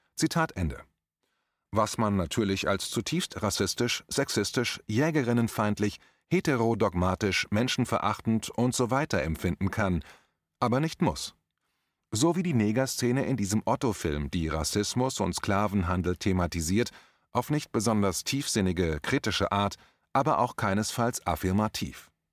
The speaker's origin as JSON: {"language": "German", "town": "Limburg an der Lahn", "region": "Hesse", "country": "Germany", "tie": "born or raised there", "moved": "yes", "said": "in meiner alten Heimatstadt Limburg"}